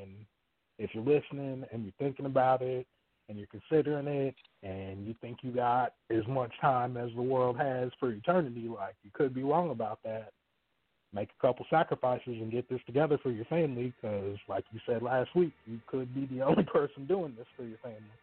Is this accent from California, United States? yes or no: no; Texas, United States; I'm from Texas.